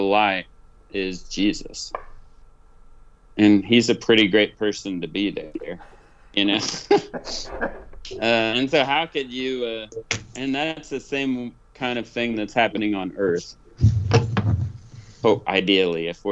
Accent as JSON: {"language": "English", "region": "Oklahoma", "country": "United States", "also_born_or_lived": "Tennessee", "said": "I'm from Oklahoma, but my dad, you know, Swede from Minnesota"}